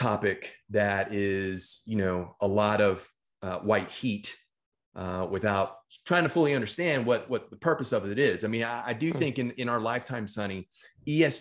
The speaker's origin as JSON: {"language": "English", "region": "Texas", "country": "United States", "said": "The state of Texas, my home state"}